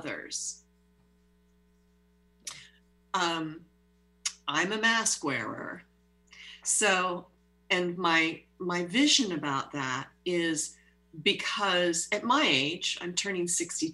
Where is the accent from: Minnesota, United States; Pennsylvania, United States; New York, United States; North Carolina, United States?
Pennsylvania, United States; moved away; I'm also in touch with my hometown in Pennsylvania